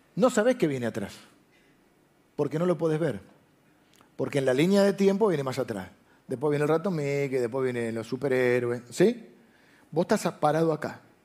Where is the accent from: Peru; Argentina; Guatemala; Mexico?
Argentina; yo soy argentino